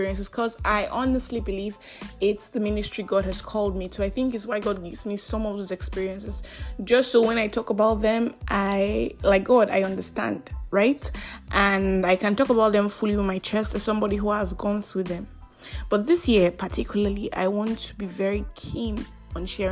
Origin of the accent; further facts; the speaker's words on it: Nigeria; I am that Nigerian Christian alcoholic